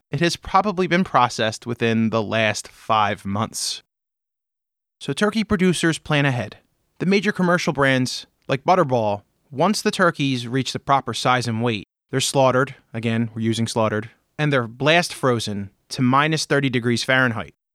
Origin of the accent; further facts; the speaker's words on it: Pennsylvania, United States; My home state of Pennsylvania, and where all of my family's butcher shops